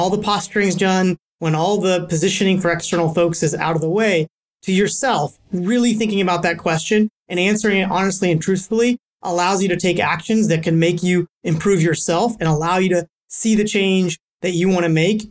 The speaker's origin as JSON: {"language": "English", "town": "Cincinnati", "region": "Ohio", "country": "United States", "tie": "born or raised there", "also_born_or_lived": "Silicon Valley, California", "moved": "yes", "said": "I was born in Cincinnati, Ohio, and I moved out to the Valley"}